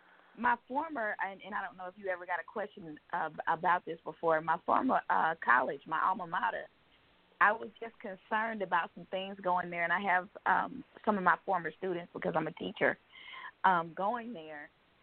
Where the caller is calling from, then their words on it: Georgia, United States; I'm calling from Georgia.